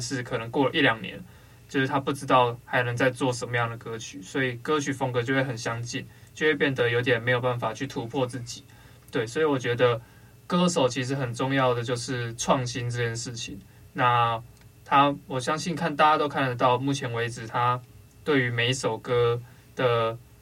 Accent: Taiwan; 我们台湾人

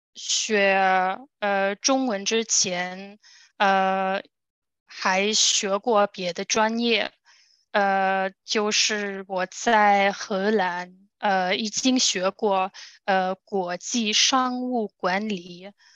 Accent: Germany; Chinese is a second language; also born or lived in Guangzhou, China; 我来自德国

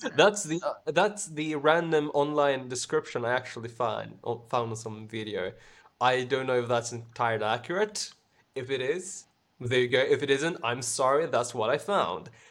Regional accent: Sweden; English is a second language; I'm the one from Sweden

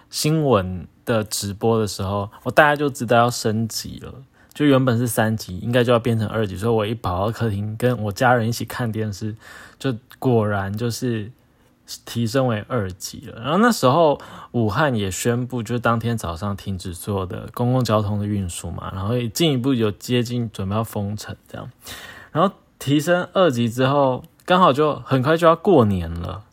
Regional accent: Taoyuan, Taiwan; moved away as an adult; now in Taipei, Taiwan; 我平常是在台北工作，那一天就是准备要回，其实我的老家就在桃园，就是现在 满城风雨的桃园

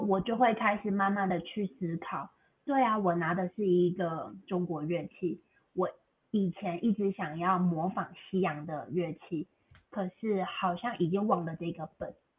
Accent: Taiwan; moved away as an adult; also born or lived in Beijing, China / Macau; now in United States; 我本来是在台湾长大，后来我去中国大陆，我去北京念书，念了，呃，六年，后来又去澳门工作几年，然后目前我是定居在美国

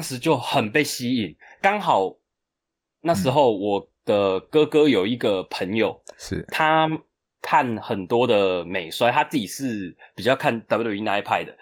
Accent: Chiayi, Taiwan; moved away as an adult; now in Taipei, Taiwan; 我本身是台湾人台湾人我，嗯。我的父母都是台湾人，我，我在嘉义出生，我其实嘉义出生是从南部出生的，嗯。OK。然后我现在是自己住在台北

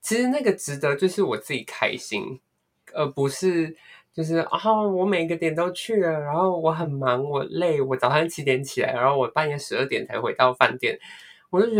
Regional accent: Malaysia; moved away; 我就逃走啊，让我从马来西亚逃过来。

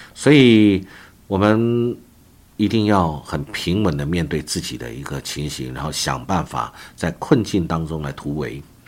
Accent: Taiwan; 我们台湾

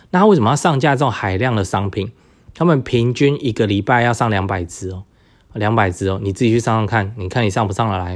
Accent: Taiwan; 我们台湾人

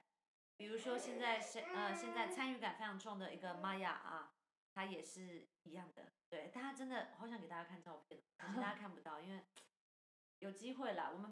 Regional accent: Taiwan; 而那吸引力是我们台湾人可能没有办法完全同理的或理解的。

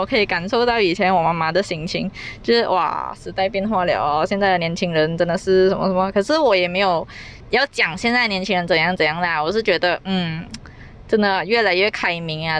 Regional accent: Malaysia; accent: Malaysian Chinese; 因为我是马来西亚人

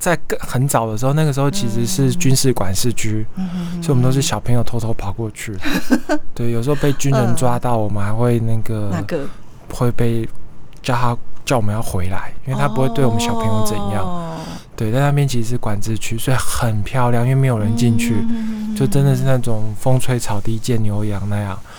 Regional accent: Pingtung County, Taiwan; 哎，对，我是屏东人，其实我是屏东人，

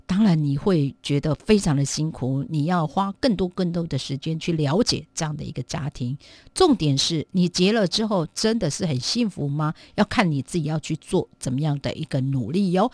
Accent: Taiwan; 我们台湾这边的男士朋友们

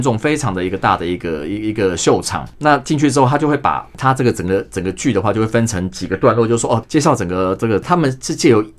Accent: Taiwan; 我们台湾人就比较热情

